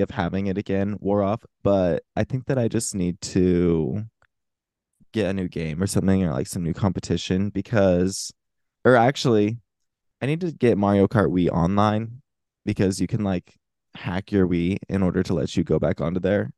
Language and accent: English; Florida, United States; my home state of Florida